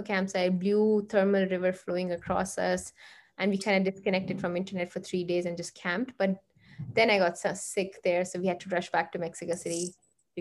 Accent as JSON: {"language": "English", "country": "India", "tie": "born or raised there", "also_born_or_lived": "Canada", "moved": "as an adult", "said": "we grew up in India"}